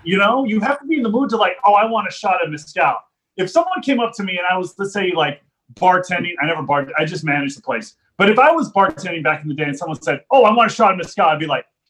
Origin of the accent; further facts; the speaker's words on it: deep South Texas, United States; moved away as an adult; also born or lived in Los Angeles, California; now in West Hollywood, United States; I grew up in Texas. I grew up in deep South Texas on the border with Mexico. Spent my entire life there from 83 when I entered this world till 2005 when I moved from Texas out to Los Angeles, California, where I currently reside over here in LA.